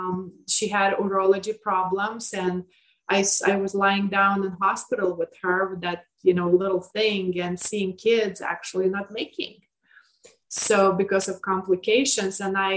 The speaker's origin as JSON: {"language": "English", "country": "Lithuania", "tie": "born or raised there", "moved": "yes", "said": "I grew up in Lithuania"}